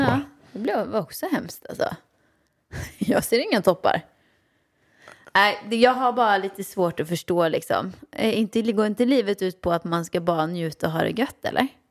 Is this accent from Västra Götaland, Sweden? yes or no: yes; Åmål, Västra Götaland, Sweden; jag växte upp i Åmål med min mamma och pappa